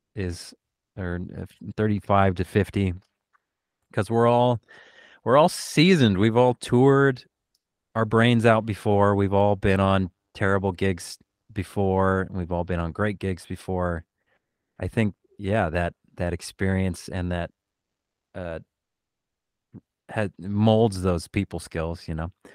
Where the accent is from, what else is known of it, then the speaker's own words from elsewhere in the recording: Oregon, United States; now in Los Angeles, United States; I grew up in Oregon